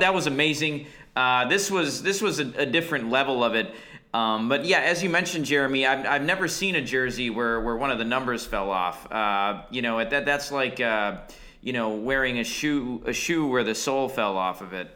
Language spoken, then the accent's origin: English; Milwaukee, Wisconsin, United States; moved away as an adult; Growing up in Milwaukee